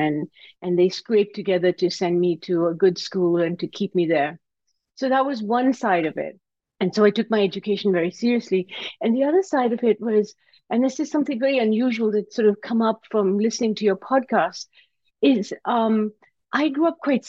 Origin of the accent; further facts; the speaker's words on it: Karachi, Sindh, Pakistan; now in United States; I came to America from Pakistan. I grew up in Karachi, Pakistan.